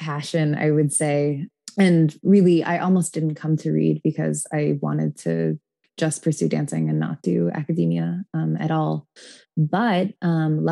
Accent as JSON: {"language": "English", "town": "Tacoma", "region": "Washington", "country": "United States", "moved": "yes", "said": "I'm from Tacoma, Washington, originally."}